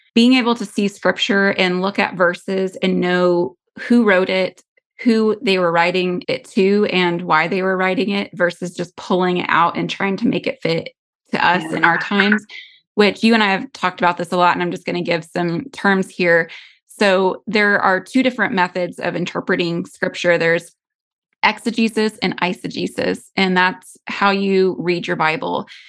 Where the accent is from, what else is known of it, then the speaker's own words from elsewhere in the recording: United States; as American Christians